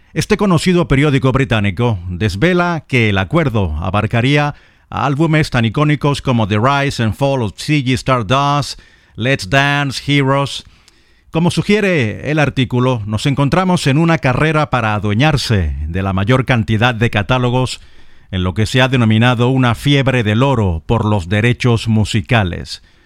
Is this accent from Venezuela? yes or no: yes; Lechería, Anzoátegui, Venezuela; en mi ciudad natal, en Puerto La Cruz, en Lechería, donde no nací pero sí crecí y viví los años mozos, los años adolescentes